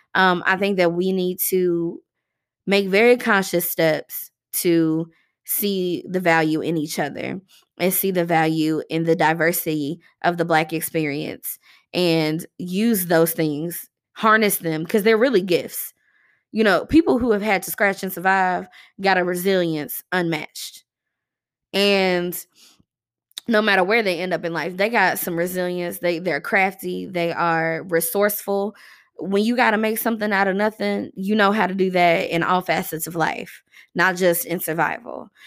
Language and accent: English; Louisville, Kentucky, United States; here in my hometown